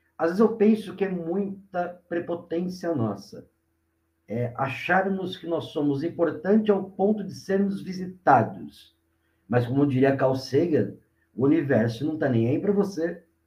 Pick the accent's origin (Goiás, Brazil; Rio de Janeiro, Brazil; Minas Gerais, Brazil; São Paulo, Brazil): São Paulo, Brazil; Mauá; sou aqui de, de Mauá, do grande ABC aqui do estado de São Paulo